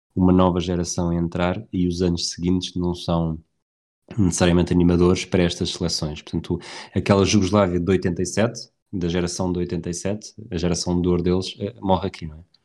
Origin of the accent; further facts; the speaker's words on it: Tires, Lisbon, Portugal; eu sou de Tires. Nunca disseste que eu era de Tires ou que eu cresci em Tires.